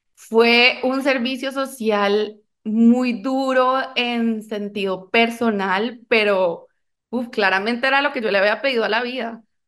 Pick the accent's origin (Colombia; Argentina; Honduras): Colombia; now in Costa Rica; yo soy colombiana